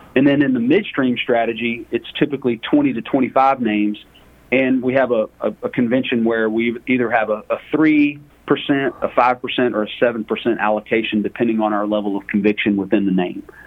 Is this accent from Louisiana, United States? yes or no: yes; Lake Charles, Louisiana, United States; moved away as an adult; now in Dallas, United States; I was born and raised in Lake Charles, Louisiana, the, the heel of the boot of Louisiana.